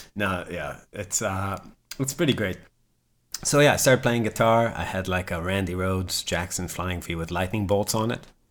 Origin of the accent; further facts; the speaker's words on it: Rehovot, Central District, Israel; now in United States; I'm from a town called Chovot, and, uh, that's about, like, twenty miles south of Tel